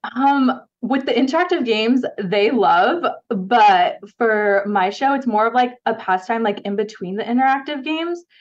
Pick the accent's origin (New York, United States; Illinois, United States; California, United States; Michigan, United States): California, United States; Ontario; moved away as an adult; now in Dallas, United States; I grew up in Ontario, California, like the Inland Empire area.